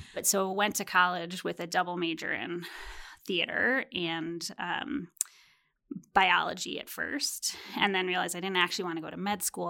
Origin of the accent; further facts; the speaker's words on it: Chicago, Illinois, United States; I grew up in Chicago